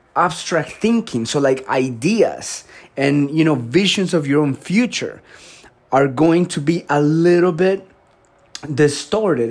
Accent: Colombia; moved away; I grew up in Colombia.

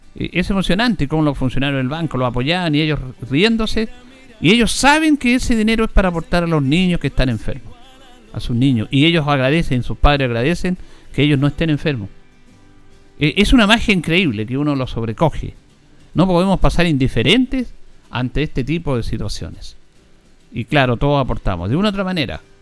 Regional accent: Chile; como chilenos

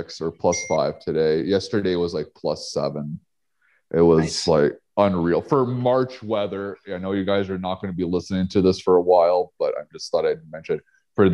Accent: Ottawa, Ontario, Canada; growing up in Ottawa as well.

